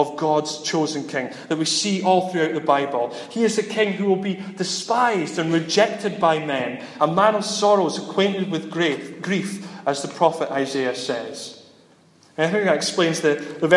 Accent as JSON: {"language": "English", "town": "Dundee", "region": "Scotland", "country": "United Kingdom", "said": "I'm from Dundee"}